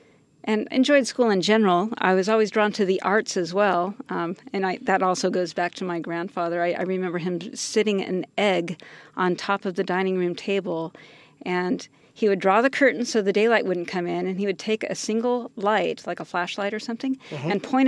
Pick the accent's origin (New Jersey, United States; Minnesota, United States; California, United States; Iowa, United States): California, United States; San Jose; I grew up in San Jose. Okay. Born and raised.